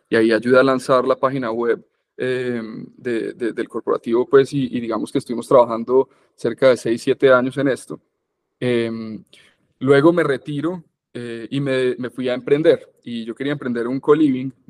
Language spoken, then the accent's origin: Spanish; Medellín, Antioquia, Colombia; born there; Yo, yo, yo nací aquí en Medellín, pues, pero he vivido fuera de Medellín toda la vida.